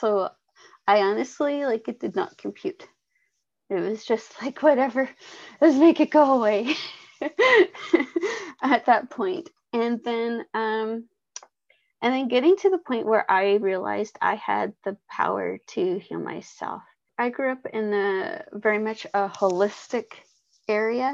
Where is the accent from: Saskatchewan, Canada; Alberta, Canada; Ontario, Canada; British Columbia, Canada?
British Columbia, Canada; Vancouver Island; I'm from Vancouver Island, British Columbia, Canada.